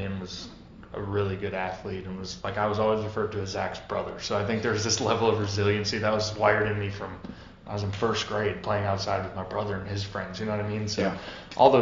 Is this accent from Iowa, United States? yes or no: no; North Dakota, United States; moved away; I was a Vikings fan growing up in North Dakota